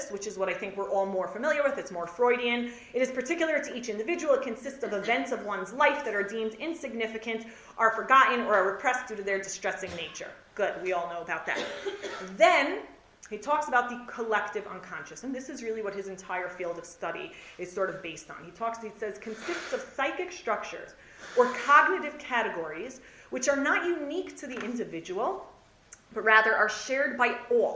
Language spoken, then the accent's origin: English; United States; growing up in America